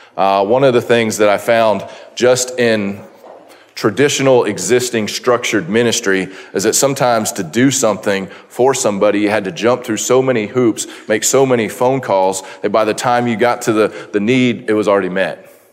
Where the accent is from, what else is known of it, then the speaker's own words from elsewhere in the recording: Florida, United States; we are from Florida